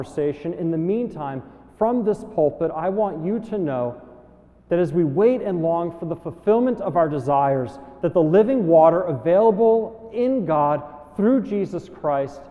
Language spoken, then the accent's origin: English; New Jersey, United States; moved away as an adult; also born or lived in Ann Arbor, Michigan / Princeton; Growing up in New Jersey